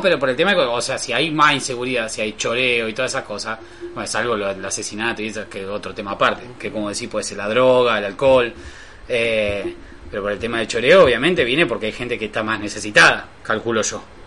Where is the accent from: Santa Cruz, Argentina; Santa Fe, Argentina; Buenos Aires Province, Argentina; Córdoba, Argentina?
Santa Fe, Argentina; Rosario; somos rosarinos de ciudad